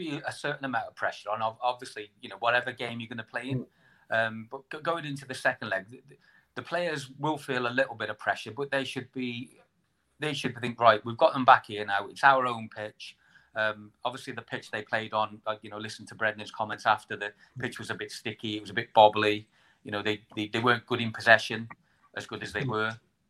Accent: England, United Kingdom; now in Wales, United Kingdom; as an English person living in Wales

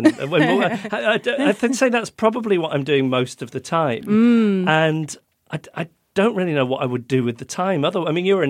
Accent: United Kingdom; accent: British; because I'm British.

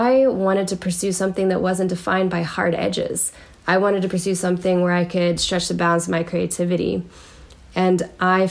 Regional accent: Maryland, United States; now in Missoula, United States; I actually grew up in the suburbs of Maryland

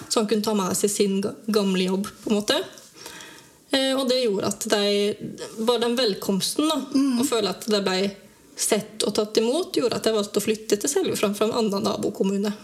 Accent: Dalen, Telemark, Norway; moved away as an adult; also born or lived in Grimstad; now in Seljord, Norway; Jeg er egentlig fra Dalen

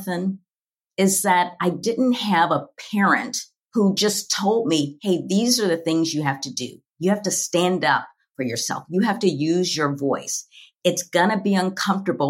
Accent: Louisville, Kentucky, United States; a little Black girl growing up in Louisville, Kentucky

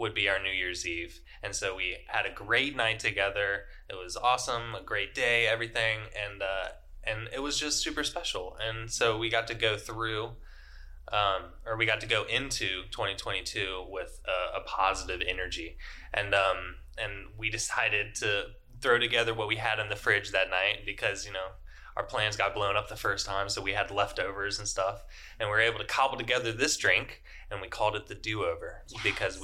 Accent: Richmond, Virginia, United States; moved away as an adult; I'm from Richmond, Virginia. I lived there my entire life until just moving here last November in 2021

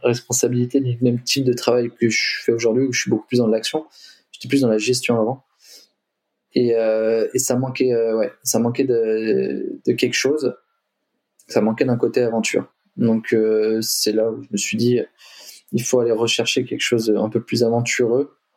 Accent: Limoges, Nouvelle-Aquitaine, France; moved away as an adult; also born or lived in Lyon / Australia; je suis originaire de Limoges

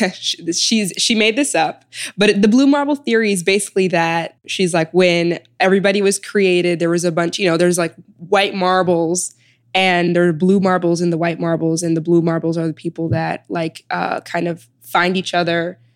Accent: Chicago, Illinois, United States; moved away as an adult; also born or lived in Sudan / New Haven; now in New York, United States; I was born in Sudan and I was raised in Chicago

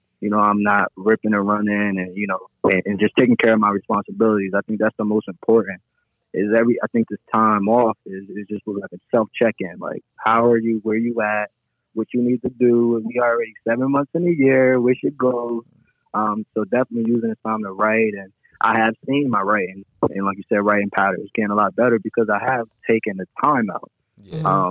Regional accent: Trenton, New Jersey, United States; moved away as an adult; now in California, United States; I grew up West Trenton

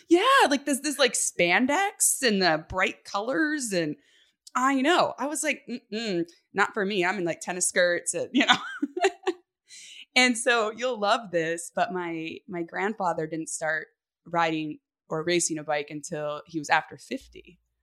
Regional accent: Northern California, United States; born and raised in California, um, on a cattle ranch, and my parents still live up in Northern California

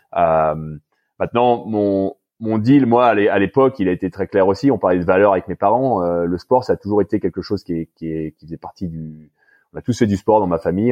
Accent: France; moved away as an adult; now in Canada; en ayant grandi en France et en étant français

